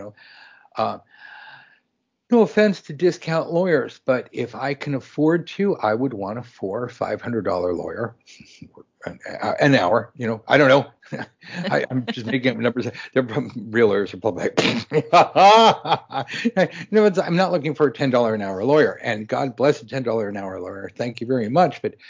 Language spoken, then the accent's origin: English; Los Angeles, California, United States; even growing up in Los Angeles